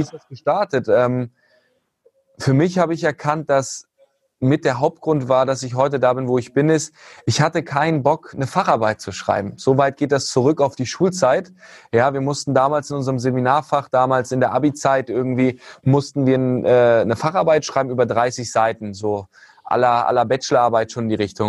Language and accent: German; Hanover, Lower Saxony, Germany; komme aus Hannover, ähm, ursprünglich auch geboren